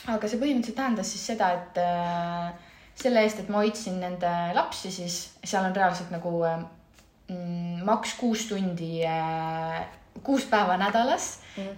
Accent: Estonia; moved away as an adult; also born or lived in Milan, Italy; ma lihtsalt olen nii eestlane

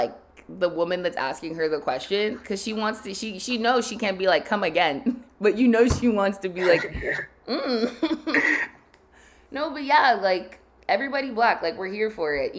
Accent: Nigeria; as just a Nigerian and a black woman

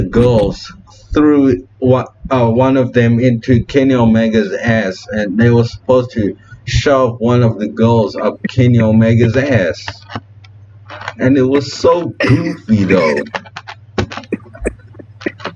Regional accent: Cape Town, Western Cape, South Africa; my hometown, which is Fishhook in Cape Town

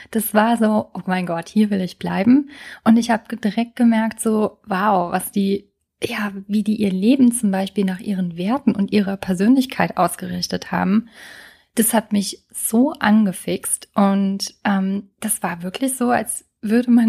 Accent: Trier, Rhineland-Palatinate, Germany; als ich in meiner alten Heimat in Trier lebte und was auch für eine lange Zeit echt gut war.

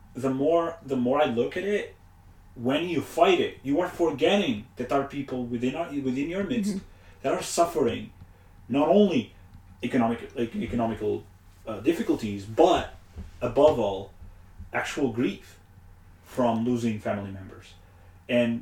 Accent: Portugal; moved away; back home, Portugal. I am from Portugal.

